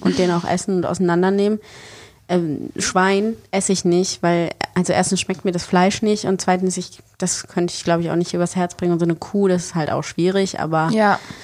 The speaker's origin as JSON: {"language": "German", "town": "Bonn", "region": "North Rhine-Westphalia", "country": "Germany", "moved": "yes", "lives_now": "Berlin, Germany", "said": "ich komme ja ursprünglich aus Bonn"}